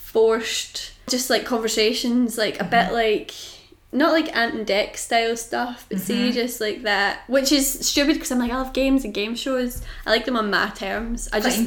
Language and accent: English; United Kingdom